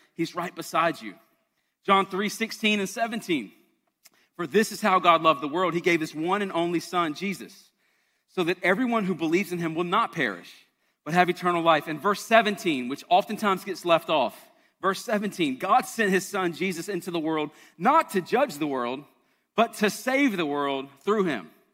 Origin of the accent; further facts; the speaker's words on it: Charleston, South Carolina, United States; I'm from Charleston.